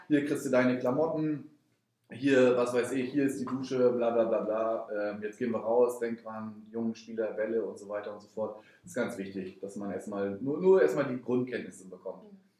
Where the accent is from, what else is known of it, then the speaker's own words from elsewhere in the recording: Rostock, Mecklenburg-Vorpommern, Germany; also born or lived in Potsdam; ich bin ja hier geboren